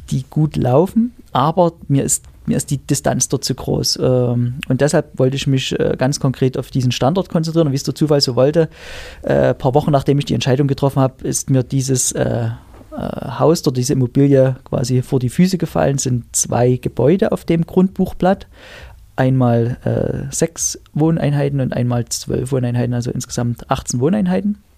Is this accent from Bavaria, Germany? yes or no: no; Pirna, Saxony, Germany; Pirna ist das, mhm. in Pirna bei Dresden.